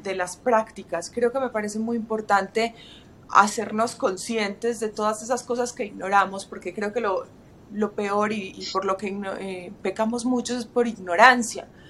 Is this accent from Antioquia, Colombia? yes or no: yes; Medellín, Antioquia, Colombia; moved away; paisa de mi ciudad natal, de mi país natal